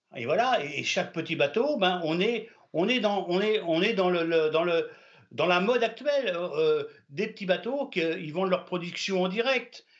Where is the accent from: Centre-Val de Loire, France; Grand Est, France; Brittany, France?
Brittany, France; je suis breton, fier d'être breton, je défends ma nationalité bretonne